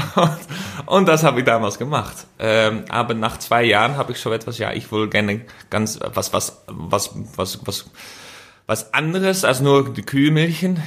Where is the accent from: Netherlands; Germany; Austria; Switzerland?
Netherlands; German is a second language; als äh, Holländer